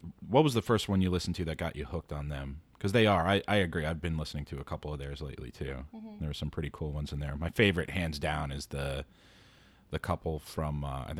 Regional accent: New York City, New York, United States; being a New Yorker, super foreign to me. Opening up my doors to have somebody just chill on my couch in a tiny New York City apartment.

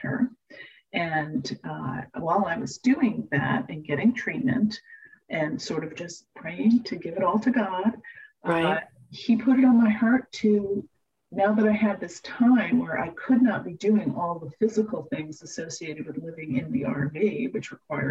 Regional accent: New York, United States; I was born in New York

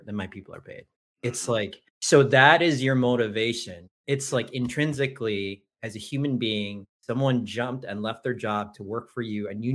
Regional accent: Detroit, Michigan, United States; also born or lived in Leuven, Belgium / Bonn, Germany / Philippines (ancestry); I grew up middle class in the Detroit area

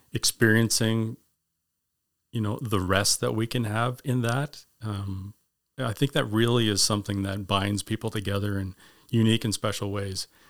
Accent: Winnipeg, Manitoba, Canada; also born or lived in Grimsby, Ontario; I was originally born in Grimsby, Ontario, and, uh, lived there until fifth grade, and we moved as a family to Winnipeg and, uh, lived there for nineteen years

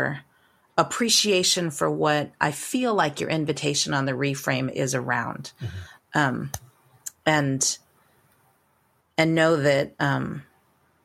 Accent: New Mexico, United States; I'm Chicana from New Mexico, mm-hmm. and Laguna Pueblo, indigenous to New Mexico.

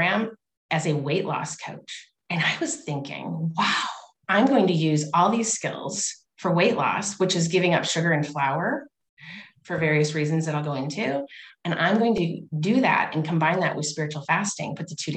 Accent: Union, Michigan, United States; I'm from Union, Michigan

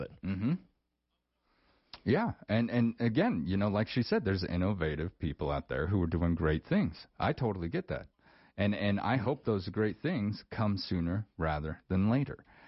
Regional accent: rural Wyoming, United States; those of us who've kind of grown up in in rural Wyoming our whole lives

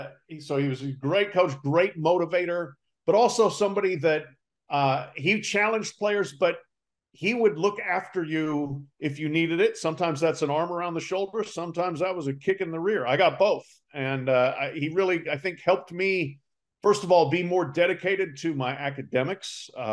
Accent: Colorado, United States; moved away; I grew up in Colorado

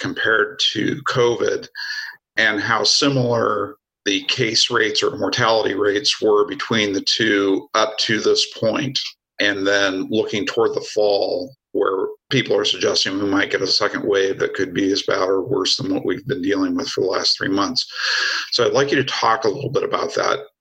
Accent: Oregon, United States; I'm from Oregon

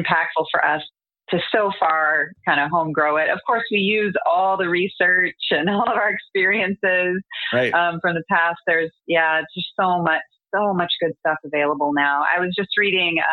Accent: United States; I'm American

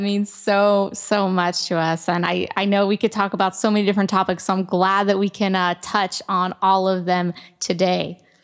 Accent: Ohio, United States; I grew up in Ohio and I was very active

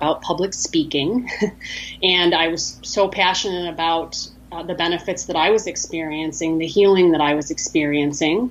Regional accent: Maine, United States; now in Valparaiso, United States; my background, I grew up in Maine, which I miss very much

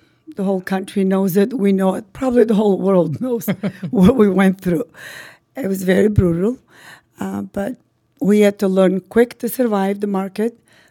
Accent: North Macedonia; English is a second language; moved away as an adult; also born or lived in Albania; now in United States; I'm originally Albanian. My family is all from Albania. I was born and raised in northern Macedonia.

